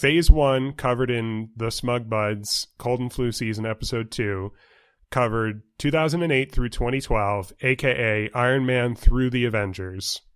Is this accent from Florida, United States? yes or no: no; New York, United States; moved away as an adult; also born or lived in Pennsylvania / Ohio; now in Tucson, United States; growing up in New York